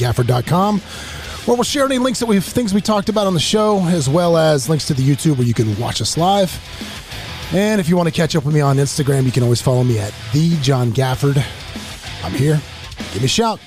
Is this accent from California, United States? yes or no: no; Florida, United States; also born or lived in Royal Oak, Michigan / Orlando; I'm from Florida